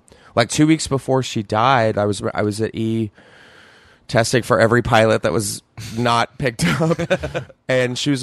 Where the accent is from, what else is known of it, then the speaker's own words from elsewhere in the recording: Texas, United States; Growing up in Texas